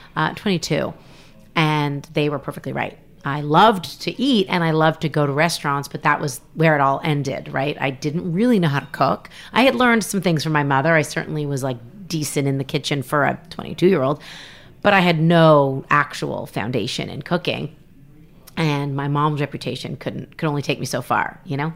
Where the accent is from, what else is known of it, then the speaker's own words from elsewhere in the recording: Canada; moved away as an adult; now in United States; I'm from Canada